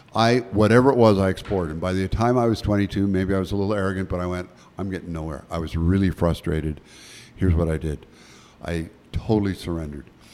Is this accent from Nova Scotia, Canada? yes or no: yes; Nova Scotia, Canada; moved away; I was born in Nova Scotia